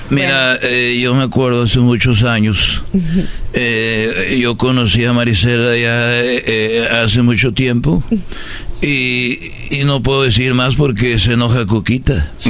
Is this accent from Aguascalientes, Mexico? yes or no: no; Tepatitlán, Jalisco, Mexico; Yo de niña era escaramuza charra en Tepatitlán